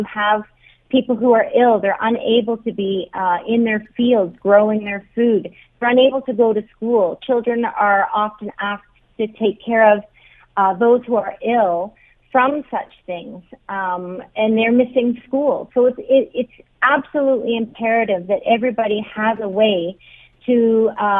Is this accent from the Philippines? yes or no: no; Canada; moved away; as a Canadian woman here